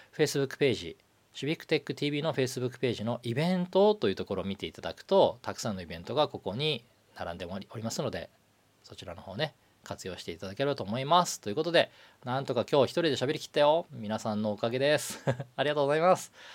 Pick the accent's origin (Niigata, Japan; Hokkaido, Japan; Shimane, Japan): Hokkaido, Japan; also born or lived in Nagano / Nagoya; 僕はあの長野に生まれて北海道に育った